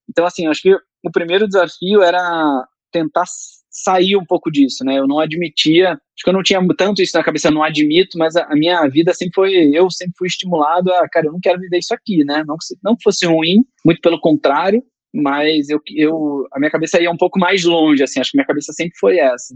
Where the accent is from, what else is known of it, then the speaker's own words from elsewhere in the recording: Rio de Janeiro, Brazil; moved away as an adult; now in São Paulo, Brazil; eu sou carioca, e quando eu vim para São Paulo